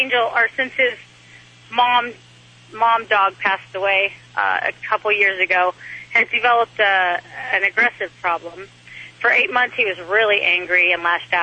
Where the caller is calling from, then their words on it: Orange, California, United States; I'm calling from Orange, California